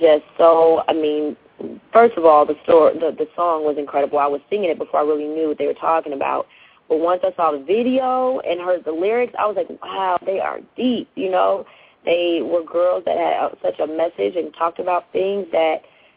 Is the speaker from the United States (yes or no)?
yes; Chicago, Illinois, United States; moved away; I'm from Chicago, so obviously, you know, I'm really dedicated to my city